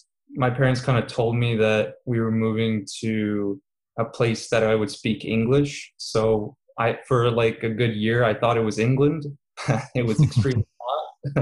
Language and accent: English; Qatar; moved away as an adult; also born or lived in Serbia; now in Canada; I was born in Serbia. I'm 23 years old. When I was 4 years old, my parents moved us out to a small Middle Eastern nation called Qatar. And I was there in a British school, hence the lack of accent, till I was 18.